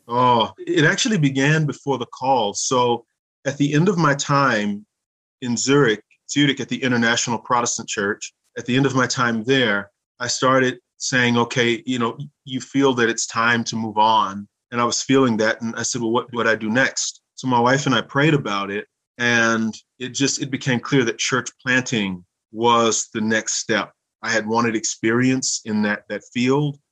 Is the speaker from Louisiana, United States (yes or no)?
yes; Louisiana, United States; moved away as an adult; also born or lived in Minnesota; now in St. Gallen, Switzerland; I grew up not only in Louisiana, but in Minnesota.